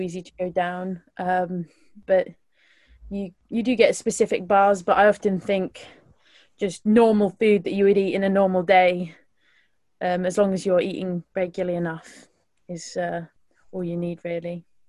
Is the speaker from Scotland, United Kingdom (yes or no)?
no; West Midlands, United Kingdom; I'm from the West Midlands, so um, yeah, I live right in, in the bottom of the West Midlands